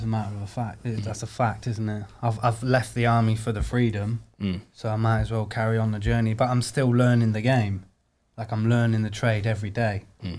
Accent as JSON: {"language": "English", "town": "Warrington", "region": "North West England", "country": "United Kingdom", "also_born_or_lived": "Germany", "said": "I'm from up north, northwest, Warrington."}